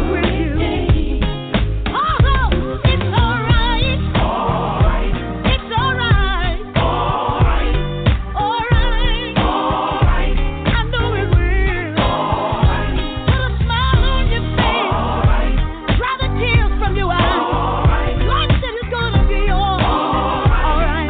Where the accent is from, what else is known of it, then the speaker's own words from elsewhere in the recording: Ohio, United States; moved away; also born or lived in Florida; I'm from Ohio, but by way of Florida